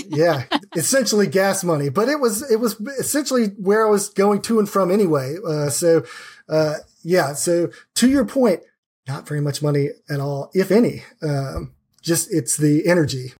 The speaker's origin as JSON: {"language": "English", "town": "Sanford", "region": "North Carolina", "country": "United States", "tie": "born or raised there", "moved": "as an adult", "lives_now": "Raleigh, United States", "said": "I grew up in a smaller town uh, about an hour down the road"}